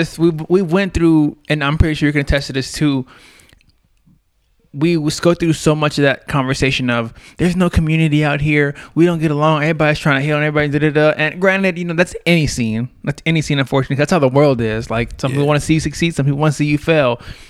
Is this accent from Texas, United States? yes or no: yes; Corpus Christi, Texas, United States; moved away as an adult; now in Denver, United States; I'm from Corpus